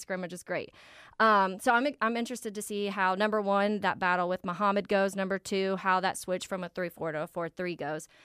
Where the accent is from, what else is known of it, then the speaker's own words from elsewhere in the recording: Jacksonville, Florida, United States; I grew up in Jacksonville